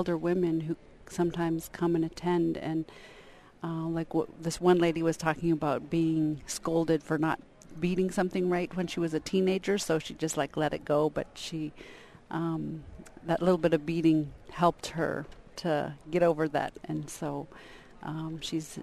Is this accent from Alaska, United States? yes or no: yes; Huslia, Alaska, United States; from Huslia, Alaska. I'm Koikon Athabaskan